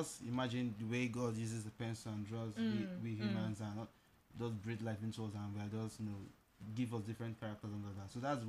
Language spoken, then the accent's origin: English; Lagos, Nigeria; also born or lived in Anambra State; I'm from Anambra State. I was born and brought up in Lagos all my life.